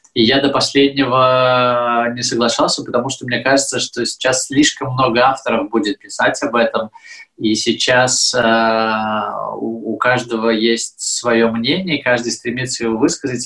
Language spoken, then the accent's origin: Russian; Belarus; moved away; я вроде как из Беларуси